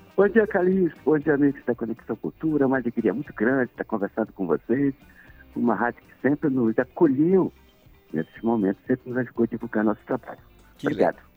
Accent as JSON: {"language": "Portuguese", "region": "Pará", "country": "Brazil", "said": "eu sou paraense, sou da Amazônia, tenho um sotaque de swing"}